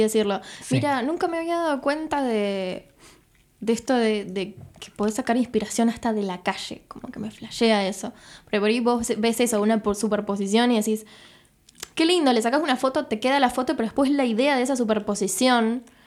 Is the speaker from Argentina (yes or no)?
yes; Rosario, Santa Fe, Argentina; soy de Rosario y quiero, quiero trabajar con cosas de Rosario